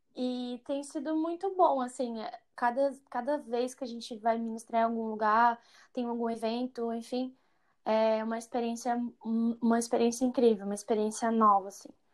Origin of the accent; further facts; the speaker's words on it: Imperatriz, Maranhão, Brazil; Sempre cantei na igreja, é, na igreja lá em Imperatriz. Eu cresci no Maranhão, né? Fui para lá com seis anos de idade